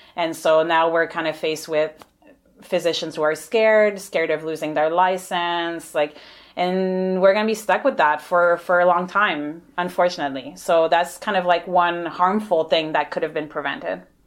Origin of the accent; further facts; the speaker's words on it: Montreal, Quebec, Canada; moved away as an adult; also born or lived in Ottawa; now in Victoria, Canada; I'm originally from Montreal, so hence the accent and the francophone name.